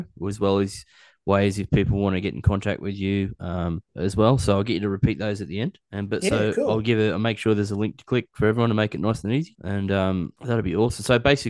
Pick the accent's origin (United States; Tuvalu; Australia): Australia; Cessnock, New South Wales; bogan. I'm from Cessnock, mate.